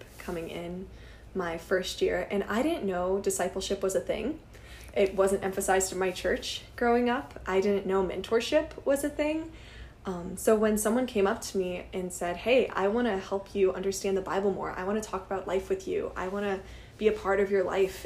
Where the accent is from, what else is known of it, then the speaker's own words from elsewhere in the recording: Washington, Illinois, United States; I'm from Washington, Illinois